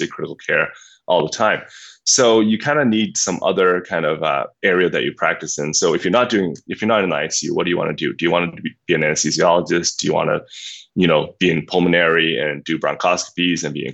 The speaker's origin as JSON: {"language": "English", "country": "Myanmar", "tie": "born or raised there", "moved": "yes", "said": "I grew up in Burma, and I grew up as the son of physicians."}